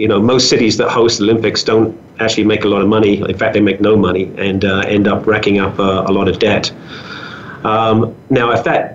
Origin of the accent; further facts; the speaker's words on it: London, United Kingdom; moved away as an adult; also born or lived in Greenwich, London / Gabon; now in Calgary, Canada; spent the first few years of my life there, and then the rest of my life in a place just about 5 miles from Greenwich, a place called Abbey Wood, right on the borders between London and Kent. And stayed there until my late 20s when I left London.